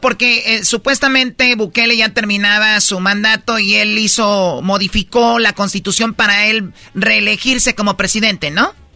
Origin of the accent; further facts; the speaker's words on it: Mexico; nosotros somos de México